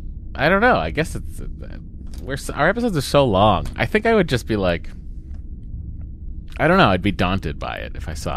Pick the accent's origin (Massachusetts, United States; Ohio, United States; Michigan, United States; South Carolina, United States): Massachusetts, United States; Boston; accent: Boston; one other person with a Boston accent, mine just, like... Sure. I just fall back into it.